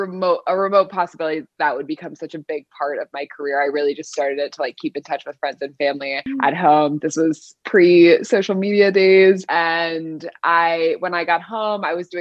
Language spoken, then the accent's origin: English; Southern California, United States; also born or lived in Paris; now in New York, United States; I live in New York, but born and raised in Southern California